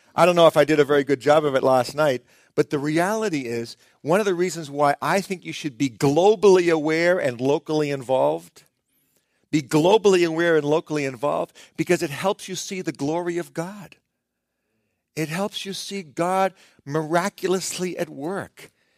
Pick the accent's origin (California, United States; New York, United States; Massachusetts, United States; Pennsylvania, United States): Massachusetts, United States; Boston; I'm from Boston